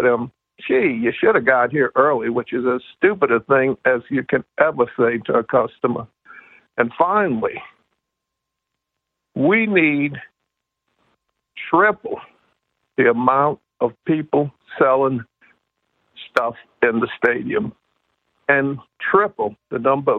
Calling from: Metairie, Louisiana, United States; I'm calling you from Metairie.

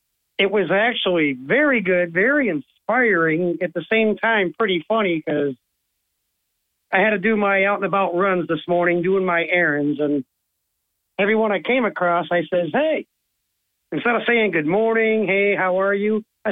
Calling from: Owego, New York, United States; That would be … from Owego.

